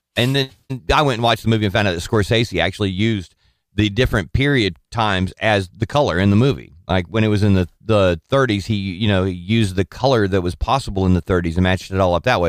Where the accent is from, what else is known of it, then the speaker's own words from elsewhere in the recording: Orange County, Southern California, United States; now in Alabama, United States; I am from Southern California